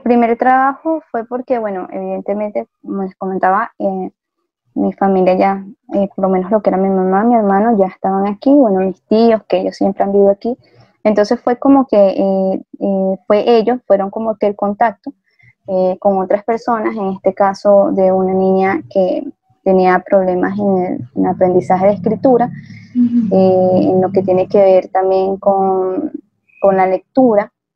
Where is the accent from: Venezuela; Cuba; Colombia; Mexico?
Venezuela; moved away as an adult; now in Ecuador; aunque mis papás eran de aquí de Ecuador, pues yo nací en Venezuela